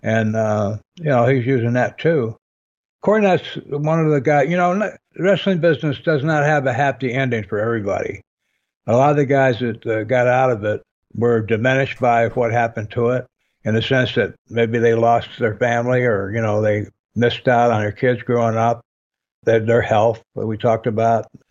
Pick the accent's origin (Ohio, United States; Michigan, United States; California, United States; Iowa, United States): Michigan, United States; I grew up in Michigan